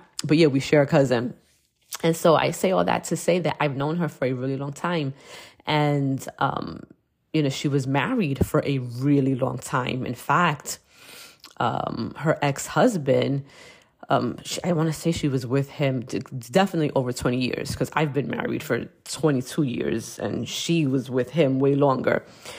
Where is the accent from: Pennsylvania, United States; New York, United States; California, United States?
New York, United States; Brooklyn; And we grew up together in Williamsburg, Brooklyn. So I have legit known Denise for the majority of my life.